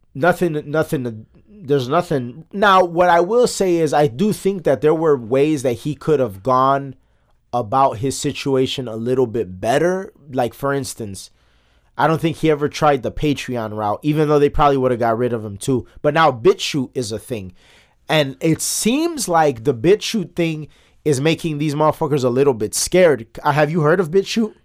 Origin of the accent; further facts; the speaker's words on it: United States; as an American